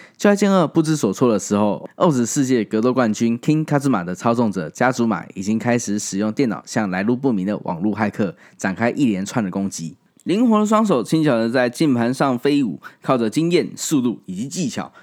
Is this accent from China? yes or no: no; Taiwan; 后来我在七八岁的时候离开了那个地方，来到台湾